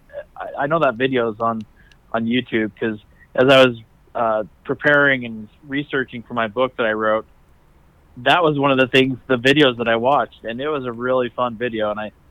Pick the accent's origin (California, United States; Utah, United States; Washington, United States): Utah, United States; Salt Lake City; also born or lived in Kearns, Utah; I grew up in Salt Lake and out in Kearns